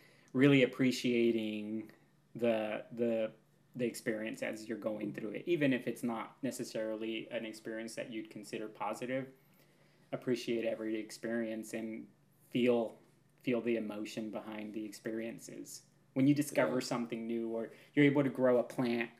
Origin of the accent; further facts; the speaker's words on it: Pacific Northwest, United States; also born or lived in Seattle, Washington; now in Cathlamet, United States; I'm from the Pacific Northwest